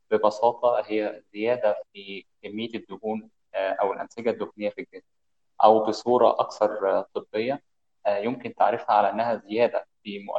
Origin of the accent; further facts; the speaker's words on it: Monufia Governorate, Egypt; من مصر خاصه من المنوفيه